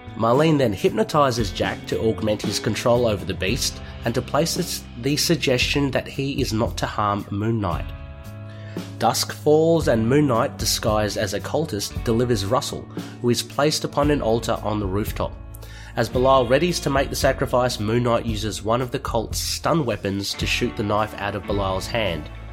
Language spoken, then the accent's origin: English; Australia; being an Aussie